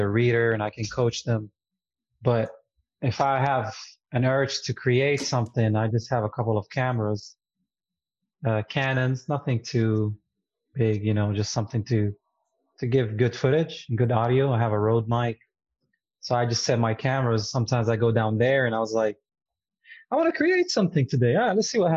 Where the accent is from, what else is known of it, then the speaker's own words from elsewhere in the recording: Jerusalem, Palestine; English is a second language; moved away as an adult; now in United States; I grew up in East Jerusalem, Palestine